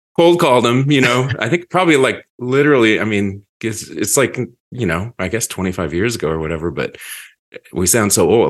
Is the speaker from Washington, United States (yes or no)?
yes; Seattle, Washington, United States; being a teenager in Seattle in the nineties